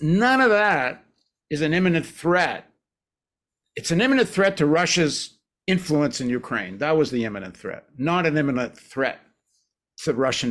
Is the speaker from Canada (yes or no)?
yes; Canada; I think I'm in Canada. I'm a dual citizen, but as a Canadian